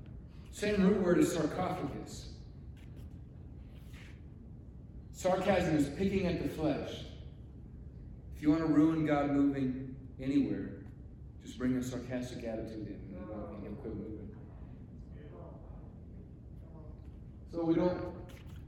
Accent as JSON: {"language": "English", "region": "Alaska", "country": "United States", "tie": "born or raised there", "also_born_or_lived": "Durango, Colorado", "moved": "as an adult", "said": "growing up in Alaska"}